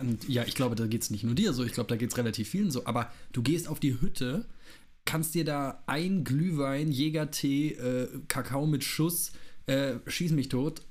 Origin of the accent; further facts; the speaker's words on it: Wiesbaden, Hesse, Germany; ich komme aus Hessen ja, aus, aus Wiesbaden